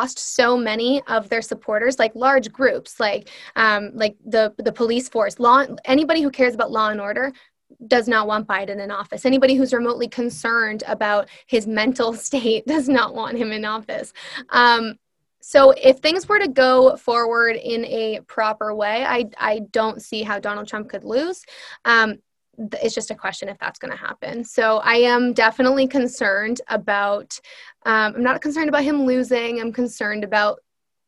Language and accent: English; United States; I'm Swedish and Irish, right? I have no, and I have family in both of those countries now. I don't even know them. And some people will view that as good or bad, but I'm an American.